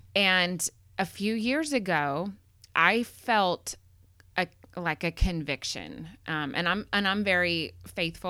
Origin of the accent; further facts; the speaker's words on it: McKinney, Texas, United States; I grew up in McKinney